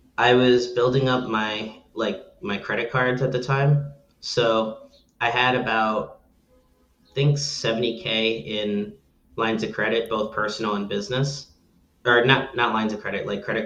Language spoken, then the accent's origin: English; Belleville, New Jersey, United States; that was my hometown. I lived there my whole life